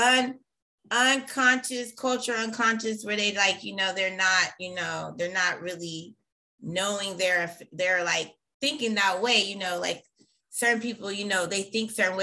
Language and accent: English; Bay Area, California, United States; I grew up in the Bay Area